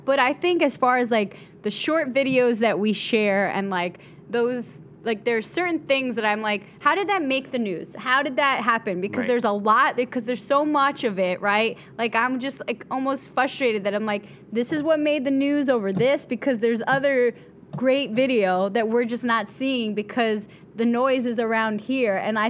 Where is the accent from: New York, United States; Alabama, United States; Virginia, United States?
New York, United States; Bronx; I came from the Bronx. I'm an educated mofo.